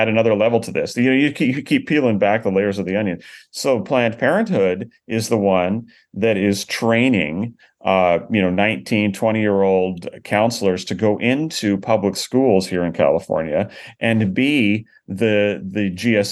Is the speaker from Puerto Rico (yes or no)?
no; Canada; now in United States; I grew up in Canada